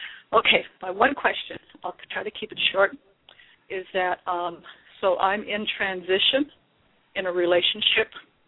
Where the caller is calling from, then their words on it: Anchorage, Alaska, United States; I'm calling from Anchorage, Alaska